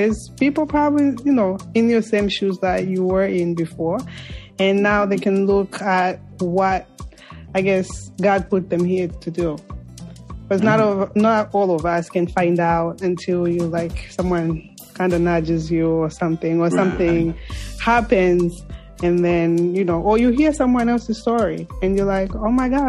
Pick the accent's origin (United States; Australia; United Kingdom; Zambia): Zambia; Every time I say I'm from Zambia, oh, Dr. Kaunda.